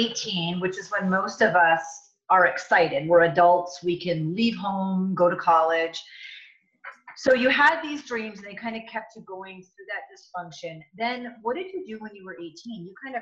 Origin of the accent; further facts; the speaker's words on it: Vermont, United States; moved away as an adult; also born or lived in Alaska; I'm from Vermont.